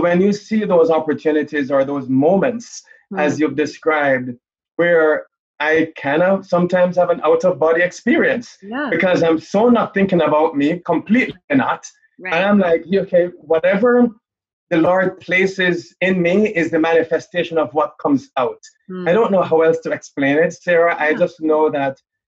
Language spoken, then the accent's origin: English; Jamaica; moved away; I'm from Jamaica. So I grew up in the islands